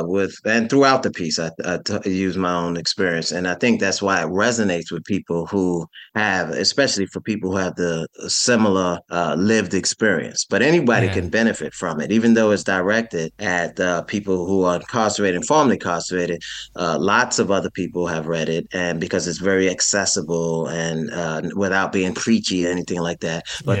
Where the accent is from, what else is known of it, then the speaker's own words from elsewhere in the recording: New York City, New York, United States; So I'm from New York City. I grew up in a rough section of Brooklyn, one of the five boroughs.